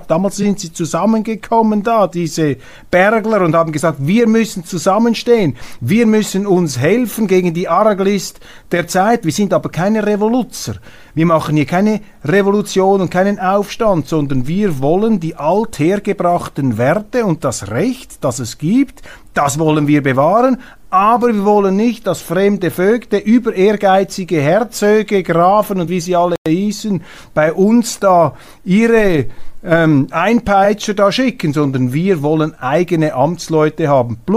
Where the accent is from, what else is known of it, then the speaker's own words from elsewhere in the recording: Switzerland; Und deshalb ist die Aufgabe, ist es unser Auftrag als Schweizer heute, diese Schweiz zu leben, diese Schweiz in die Zukunft zu tragen